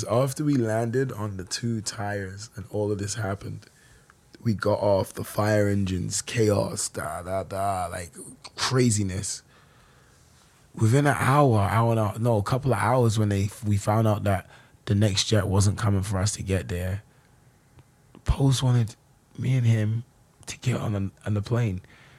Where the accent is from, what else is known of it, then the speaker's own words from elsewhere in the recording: London, United Kingdom; accent: weird New York London; moved away as an adult; also born or lived in New York; Brixton, South London.